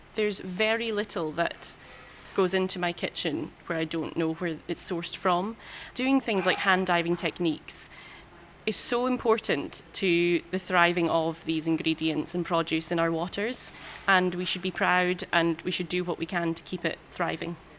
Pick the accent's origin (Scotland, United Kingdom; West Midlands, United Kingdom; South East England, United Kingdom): Scotland, United Kingdom; Skye; moved away as an adult; also born or lived in London; I was born and bred on Skye, grew up here, and actually grew up in a hotel not too many miles away from here